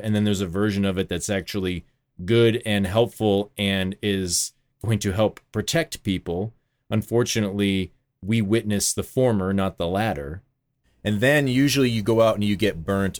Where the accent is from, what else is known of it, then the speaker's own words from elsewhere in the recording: Vermont, United States; I grew up on the East in Vermont